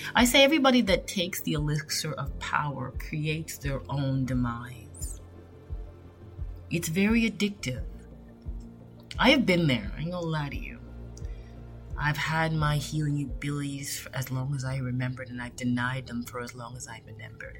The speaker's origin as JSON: {"language": "English", "country": "Canada", "tie": "born or raised there", "said": "I was born in Canada. I have Jamaican roots"}